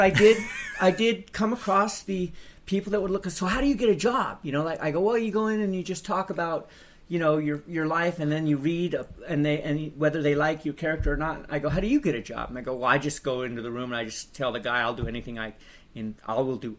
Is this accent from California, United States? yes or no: yes; Palos Verdes, California, United States; I was born in Northern California. Okay. And my dad moved down to Southern California when I was in third grade. So I grew up in Palos Verdes, which is a really nice place, but it's just a suburb